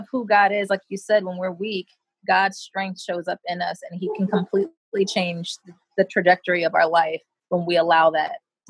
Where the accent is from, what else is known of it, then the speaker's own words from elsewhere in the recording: Rochester, New York, United States; born there; also born or lived in Europe / Japan / Florida / Connecticut; So I was born in Rochester, New York. My mom married a military person, and so I became a military brat at that point, and I've literally lived all over the world in Europe, in Japan, Florida, Connecticut